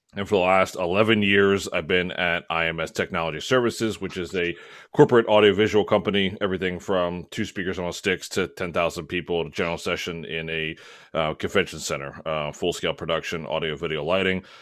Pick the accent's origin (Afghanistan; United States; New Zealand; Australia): United States; Maryland; moved away; I'm originally from Maryland